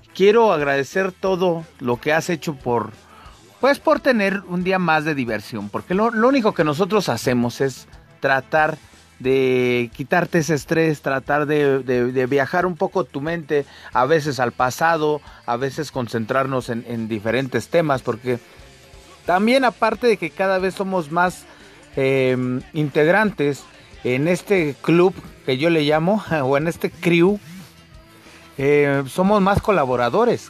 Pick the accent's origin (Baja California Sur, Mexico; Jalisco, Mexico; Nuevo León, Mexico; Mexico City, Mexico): Mexico City, Mexico; yo soy de, Ciudad de México eh, y bueno, acá en Ciudad de México